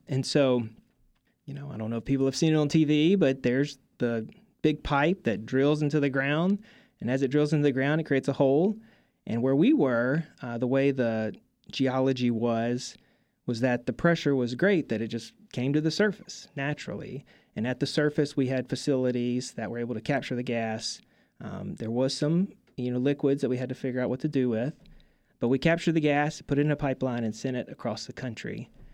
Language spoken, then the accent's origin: English; Mississippi, United States; I'm from Mississippi